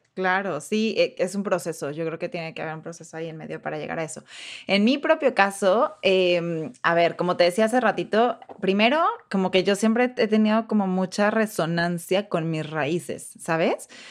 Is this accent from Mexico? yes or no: yes; Mexico; moved away as an adult; now in United States; ¿de dónde eres? Y yo, ah, pues de México